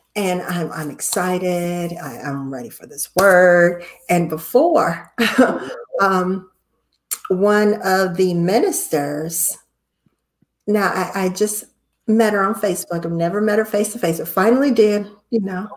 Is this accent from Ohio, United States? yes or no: yes; Cleveland, Ohio, United States; I'm from Cleveland, Ohio